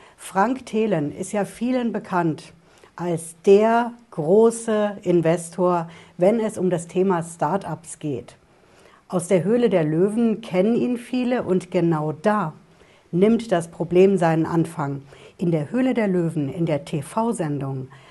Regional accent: Germany; bei uns in Deutschland

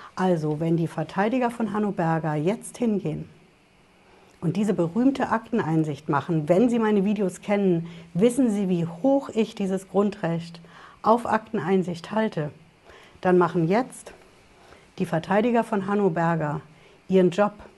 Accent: Germany; also born or lived in Hesse; bei uns in Deutschland

